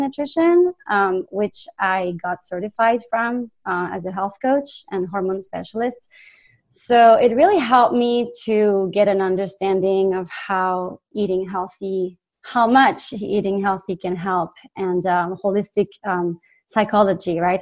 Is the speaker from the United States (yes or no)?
no; France; accent: French; English is a second language; moved away; I'm originally from France. You probably hear the accent